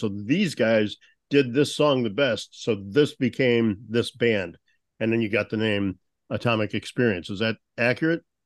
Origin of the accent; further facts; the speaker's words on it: St. Louis, Missouri, United States; growing up in St. Louis